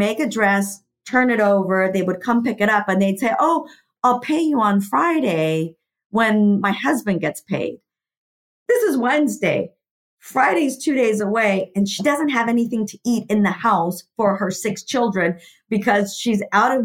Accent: Mexico; I was born in Mexico, and I was telling you, Adrienne, earlier, in a really small town. My entire family is from there

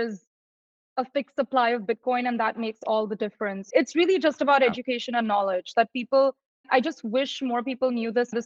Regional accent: India; moved away; I'm originally from India

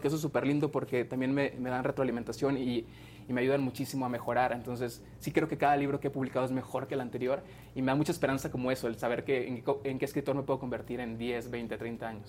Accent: Monterrey, Nuevo León, Mexico; yo soy de Monterrey

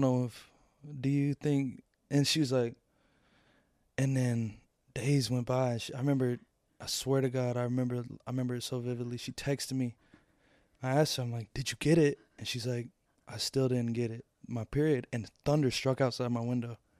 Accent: Louisville, Kentucky, United States; born or raised there

